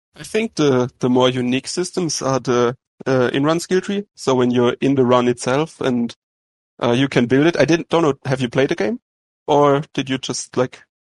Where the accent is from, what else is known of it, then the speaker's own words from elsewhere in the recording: Germany; from Germany